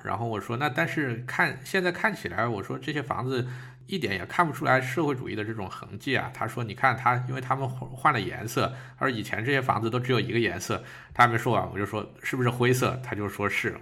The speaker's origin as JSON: {"language": "Chinese", "country": "China", "moved": "yes", "lives_now": "Germany", "said": "我们中国人"}